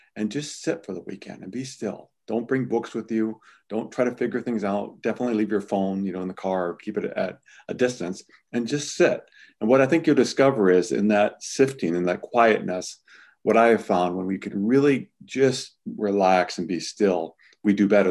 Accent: Midwest, United States; I'm from the Midwest

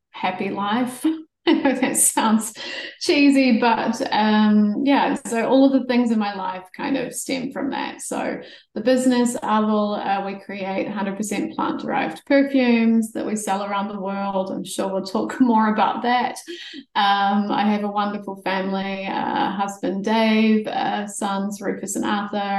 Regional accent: South Canterbury, New Zealand; moved away as an adult; also born or lived in Amsterdam; I grew up in rural South Canterbury

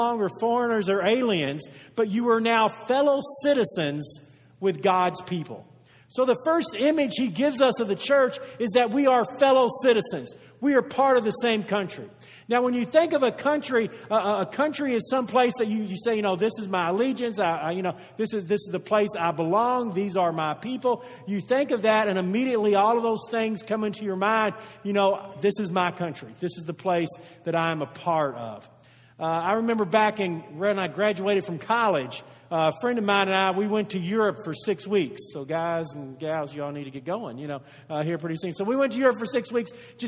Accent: United States; We are from the United States of America

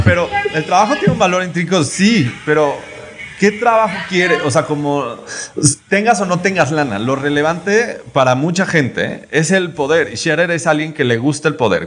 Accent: Yucatán, Mexico; yo como un yucateco, o sea, como yucateco

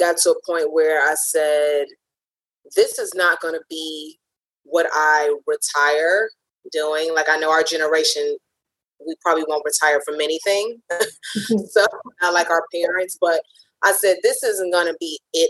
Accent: Cleveland, Ohio, United States; moved away as an adult; also born or lived in New Jersey / New York; I'm originally from Cleveland

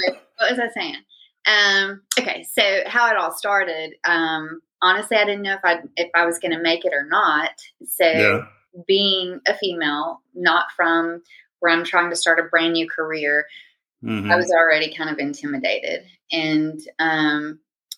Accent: Huntsville, Alabama, United States; moved away as an adult; also born or lived in Pensacola area, Florida; now in Pensacola, United States; born and raised in North Alabama

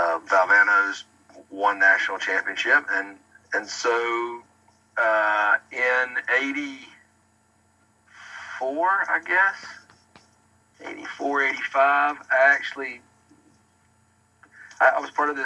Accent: Eastern North Carolina, United States; You know, I grew up in Eastern North Carolina.

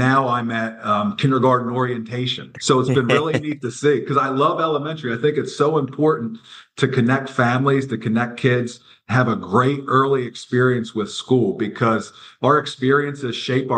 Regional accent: Lancaster, Pennsylvania, United States; I'm from Lancaster, Pennsylvania

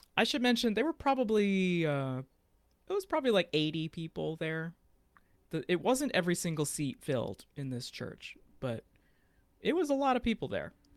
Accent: Fort Worth, Texas, United States; I'm from Fort Worth, Texas

